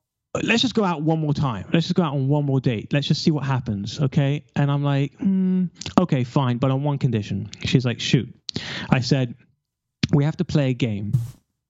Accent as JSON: {"language": "English", "region": "London", "country": "United Kingdom", "said": "I'm from London"}